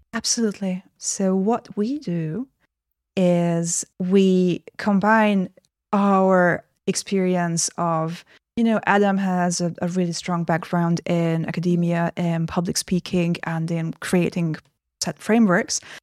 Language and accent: English; Hungary; I got admitted to film school in my home country, Hungary